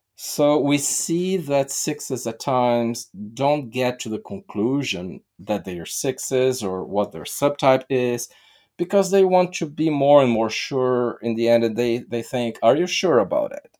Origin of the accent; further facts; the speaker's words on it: Brazil; I'm from Brazil